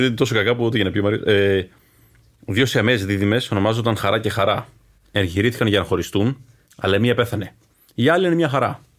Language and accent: Greek; Athens, Attica, Greece; γιατί είμαι και εγώ από τα Ελίσια, οπότε.